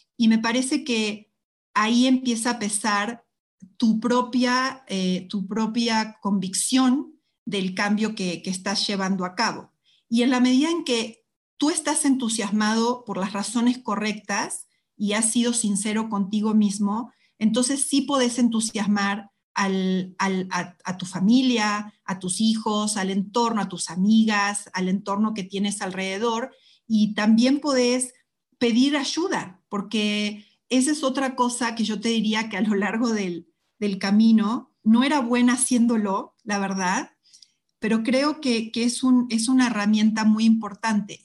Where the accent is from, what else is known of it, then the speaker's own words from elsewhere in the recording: Argentina; moved away as an adult; also born or lived in Mexico; cuando salí por de Argentina también por primera vez